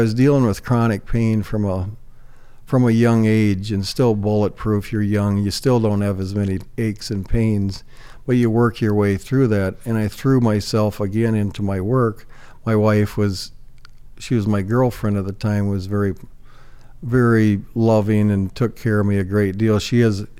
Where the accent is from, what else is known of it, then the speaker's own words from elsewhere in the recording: Northwest Iowa, United States; moved away as an adult; now in Sioux Falls, United States; I grew up in Northwest Iowa. It was a fabulous childhood. I grew up on a farm